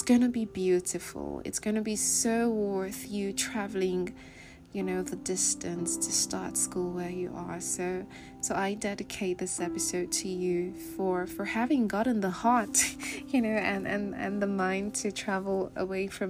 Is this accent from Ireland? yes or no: no; Nigeria; moved away; I am Nigerian.